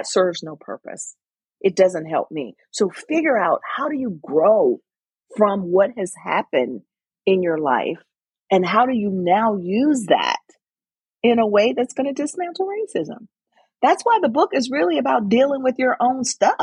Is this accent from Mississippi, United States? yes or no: yes; Mississippi, United States; now in Connecticut, United States; I grew up in Mississippi